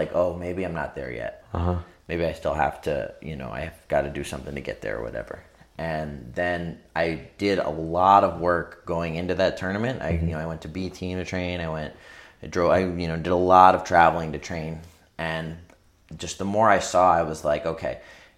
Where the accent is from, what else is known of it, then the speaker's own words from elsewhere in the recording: England, United Kingdom; moved away; I was born in England